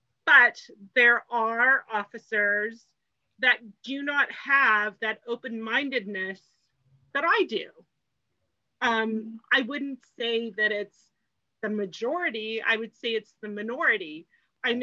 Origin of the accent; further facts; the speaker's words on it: England, United Kingdom; born there; also born or lived in Hong Kong / New York; I was born in England, I lived in Hong Kong, I lived in New York, and then I moved here.